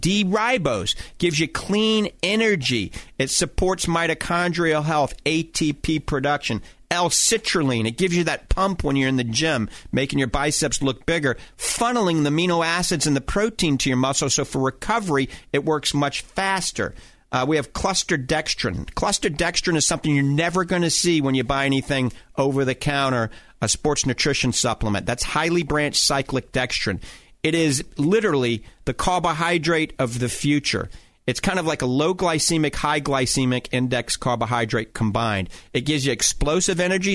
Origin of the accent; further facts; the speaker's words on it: Cajun, Louisiana, United States; accent: coon ass (Cajun); my coon ass accent